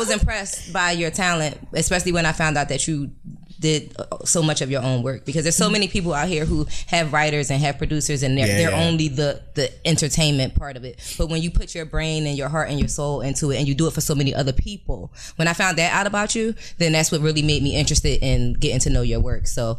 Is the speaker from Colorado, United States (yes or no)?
no; Philadelphia, Pennsylvania, United States; I'm from Philly